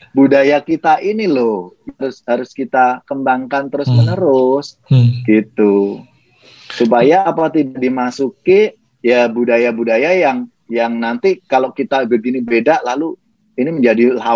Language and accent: Indonesian; Special Region of Yogyakarta, Indonesia; saya ini kan dari paling tidak dari kampung saya saya orang hmm. Jogja